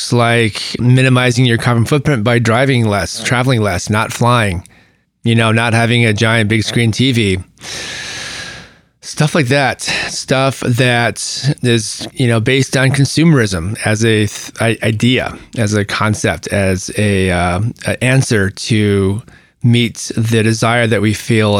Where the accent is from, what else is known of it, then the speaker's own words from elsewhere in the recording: United States; what defines us, you know, particularly in this country as American